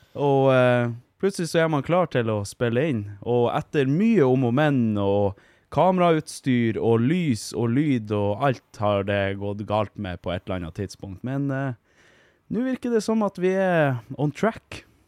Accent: Vardø, Finnmark, Norway; now in Hammerfest, Norway; Jeg er fra Vardø, bor i Hammerfest. Flytta hit for ti år sia.

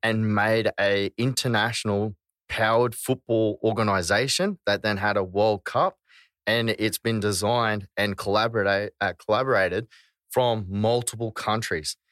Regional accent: Australia; we are Aussie

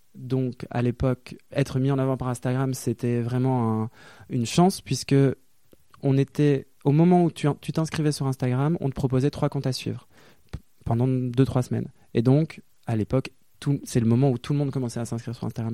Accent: Lille, Hauts-de-France, France; moved away as an adult; also born or lived in Brussels, Belgium; now in Paris, France; j'ai grandi à Lille, dans un milieu bourgeois

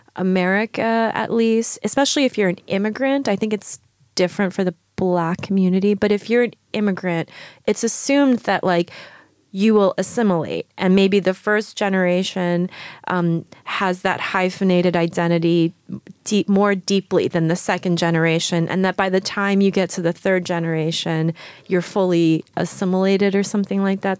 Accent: New York, United States; also born or lived in Shanghai, China; I was born in Shanghai and I moved to New York when I was five years old

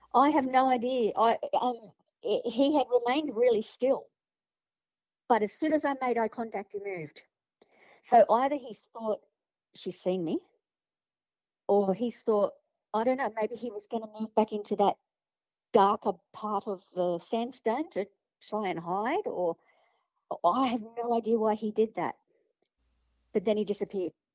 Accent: Sydney, New South Wales, Australia; I grew up in Padstow, in Sydney, in the 70s

